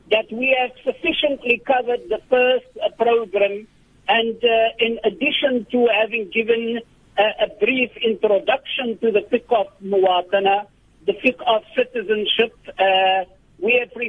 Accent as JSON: {"language": "English", "country": "South Africa", "said": "for us as South African citizens."}